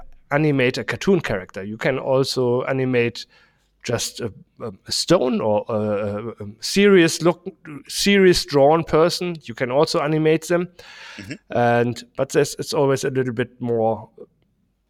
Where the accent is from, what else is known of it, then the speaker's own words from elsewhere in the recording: Germany; English is a second language; we say it in German